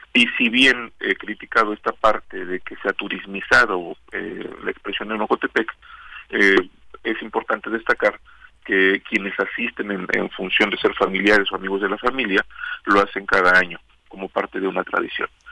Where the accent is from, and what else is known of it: Mexico